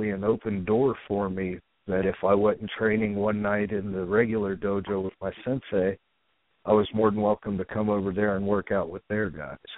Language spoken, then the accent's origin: English; Dayton, Ohio, United States; um, I spent, uh, I guess, maybe the ch- my childhood uh, around Dayton, Ohio area.